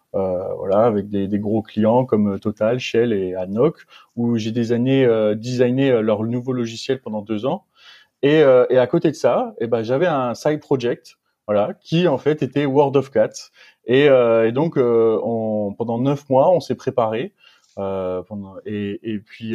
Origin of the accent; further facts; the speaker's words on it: Metz, Grand Est, France; moved away as an adult; also born or lived in Strasbourg / Montpellier; now in Aix-en-Provence, France; je suis natif de Metz